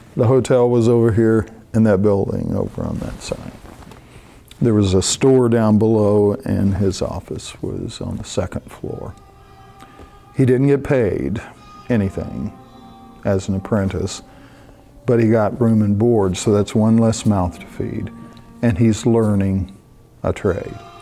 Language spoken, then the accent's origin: English; Tennessee, United States; born or raised there; moved away